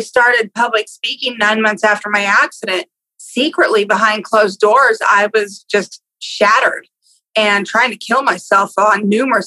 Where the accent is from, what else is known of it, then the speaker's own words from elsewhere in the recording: Exeter, California, United States; I grew up in California, a little tiny town called Exeter